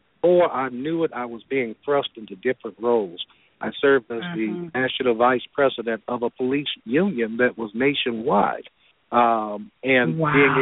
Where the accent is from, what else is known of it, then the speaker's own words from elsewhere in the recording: Gary, Indiana, United States; moved away as an adult; now in Atlanta, United States; I'm originally from Gary, Indiana. I graduated from Roosevelt High School there in 1986